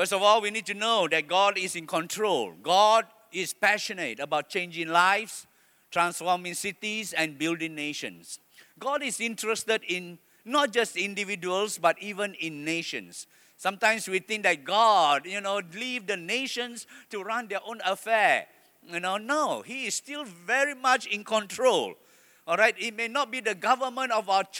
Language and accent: English; Malaysia; I am proud to be a Malaysian